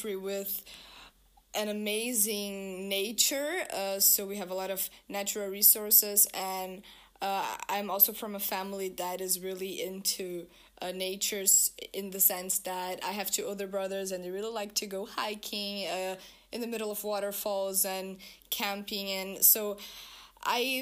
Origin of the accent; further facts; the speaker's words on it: Brazil; now in Rotterdam, Netherlands; I'm from Brazil